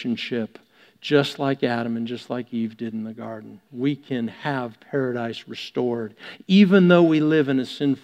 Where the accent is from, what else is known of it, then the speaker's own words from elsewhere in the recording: Canada; being Canadian